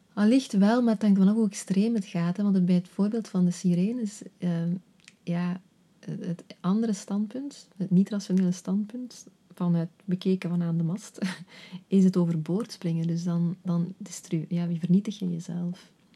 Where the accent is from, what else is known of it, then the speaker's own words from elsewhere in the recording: Flanders, Belgium; moved away as an adult; also born or lived in Netherlands; ik een paar jaar in Nederland heb gewerkt als Vlaamse